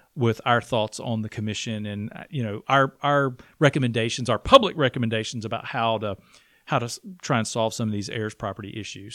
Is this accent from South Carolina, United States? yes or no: yes; Blue Ridge, South Carolina, United States; I am from Blue Ridge